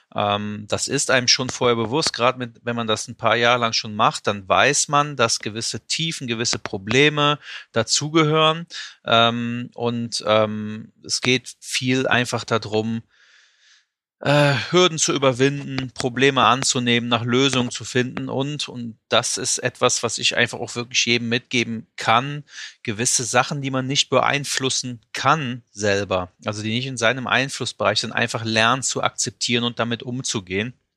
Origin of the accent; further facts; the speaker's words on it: Euskirchen, North Rhine-Westphalia, Germany; ich komme aus der Eifel, ähm, also in Euskirchen, um genau zu sein, in der Nähe von Köln-Bonn